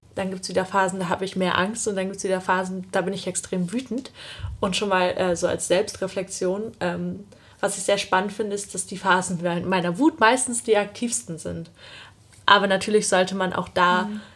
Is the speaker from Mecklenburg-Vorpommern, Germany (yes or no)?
yes; Usedom, Mecklenburg-Vorpommern, Germany; also born or lived in Greifswald; ich bin halt auf Usedom aufgewachsen